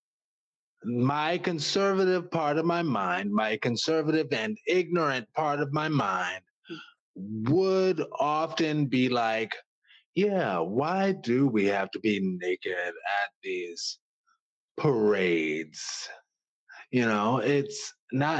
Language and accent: English; New Orleans, Louisiana, United States; moved away; also born or lived in Washington, D.C.; I'm from New Orleans, so I don't mind wearing bright colors